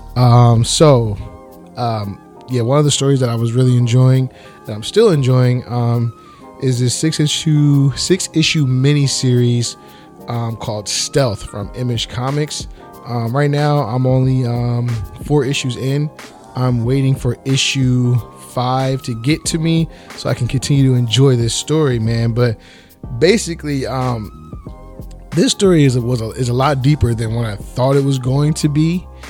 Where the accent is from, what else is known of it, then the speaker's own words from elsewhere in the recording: New Jersey, United States; I'm from South Jersey